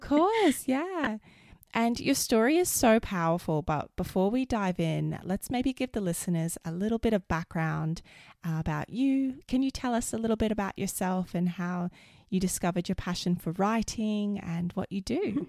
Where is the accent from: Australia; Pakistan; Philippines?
Australia; also born or lived in United States; I grew up in Australia